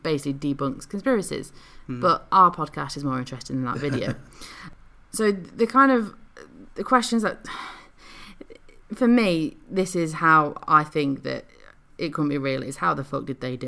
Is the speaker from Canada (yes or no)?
no; United Kingdom; So we're from the UK, and, you know, we're British